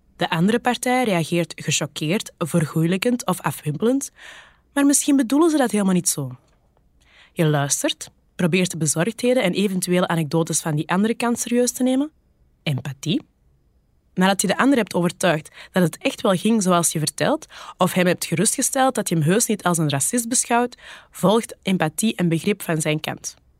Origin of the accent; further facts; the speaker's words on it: Kempen, Flanders, Belgium; accent: Kempisch; Mijn platte Kempische accent